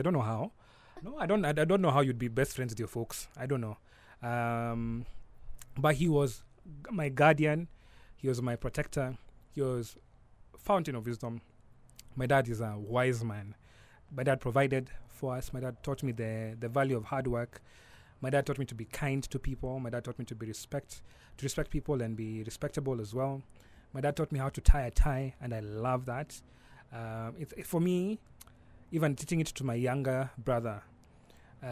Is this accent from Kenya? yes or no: yes; Nairobi, Kenya; I was born and brought up in Nairobi